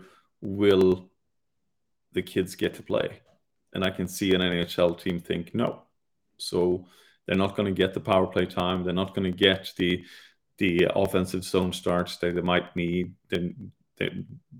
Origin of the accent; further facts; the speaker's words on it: England, United Kingdom; being English and Europeans